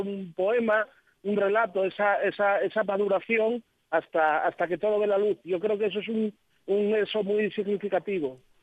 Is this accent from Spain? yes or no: yes; Asturias, Spain; como asturianos